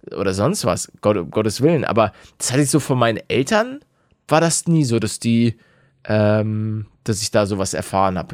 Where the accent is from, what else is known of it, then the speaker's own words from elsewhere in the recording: Hamburg, Germany; als gebürtiger Hamburger